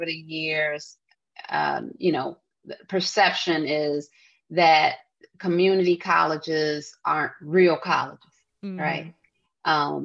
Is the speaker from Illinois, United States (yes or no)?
yes; Chicago, Illinois, United States; being a Chicagoan